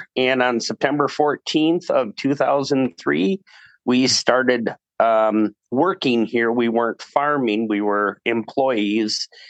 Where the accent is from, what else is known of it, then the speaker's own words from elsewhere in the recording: Nebraska, United States; also born or lived in Wisconsin; I was born in Wisconsin, and then my family actually moved to Nebraska. So I was raised in Nebraska, but more of a urban, not rural setting.